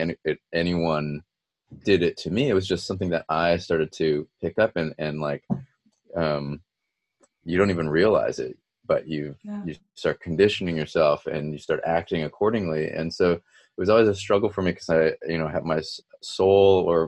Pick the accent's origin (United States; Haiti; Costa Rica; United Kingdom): United States; being a second generation minority growing up in the States